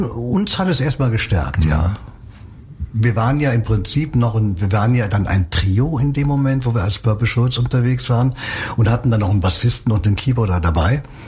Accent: Cologne, North Rhine-Westphalia, Germany; ich bin im Schatten der Domtürme groß geworden.

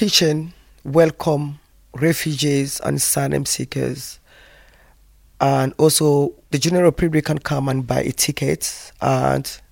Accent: Côte d’Ivoire; moved away as an adult; now in United Kingdom; I come from the Ivory Coast

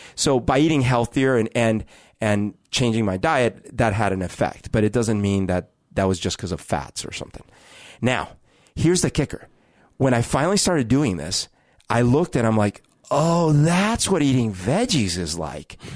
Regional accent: Colombia; now in Seattle, United States; I grew up in Colombia

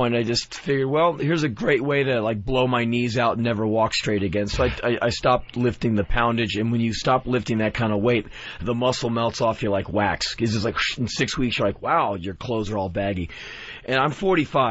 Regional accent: United States; I'm from America

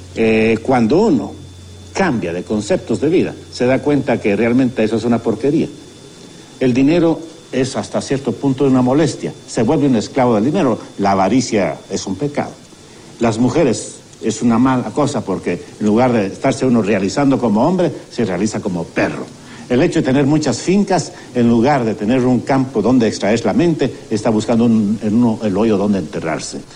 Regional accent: Guatemala; como guatemaltecos entendamos de que no somos los únicos en el mundo, sino que somos una nación

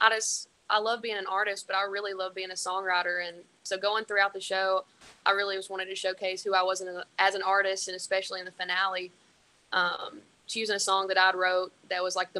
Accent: Winchester, Tennessee, United States; moved away as an adult; now in Nashville, United States; my hometown always had my back

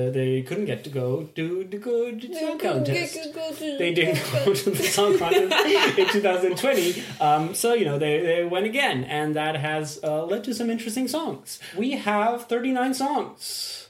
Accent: Belgium; we are from Belgium.

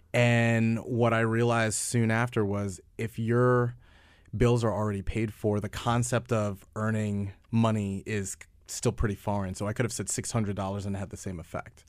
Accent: New York, United States; I'm from New York

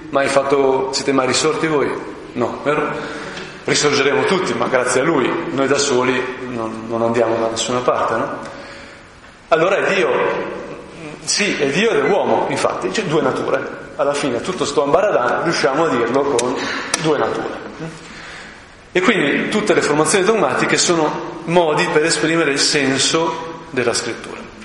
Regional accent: Brianza, Lombardy, Italy; sono brianzolo, no? terra veramente mm, rurale, eccetera, eccetera, di artigiani

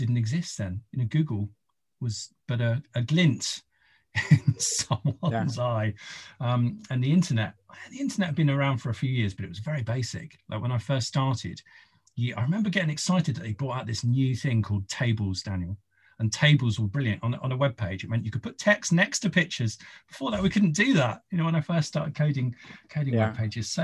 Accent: Isle of Wight, South East England, United Kingdom; I'm from the Isle of Wight

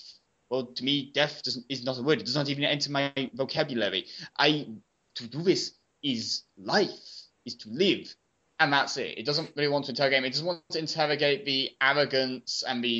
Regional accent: United Kingdom; being a millennial and also being British

